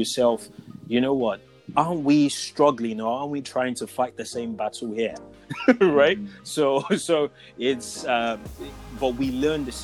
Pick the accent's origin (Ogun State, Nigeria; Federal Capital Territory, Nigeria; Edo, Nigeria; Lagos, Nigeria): Ogun State, Nigeria; Ijebu Ode; moved away; I was born in Ijebu-Ode